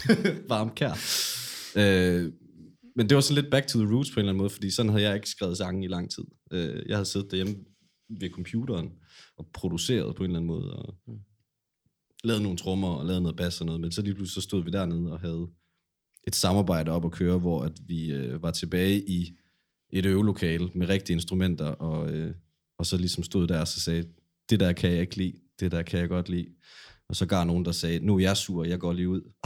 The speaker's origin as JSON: {"language": "Danish", "town": "Silkeborg", "region": "Central Denmark Region", "country": "Denmark", "tie": "born or raised there", "moved": "as an adult", "lives_now": "Aarhus, Denmark", "said": "så flyttede jeg fra Silkeborg her til Aarhus for et par år siden efterhånden"}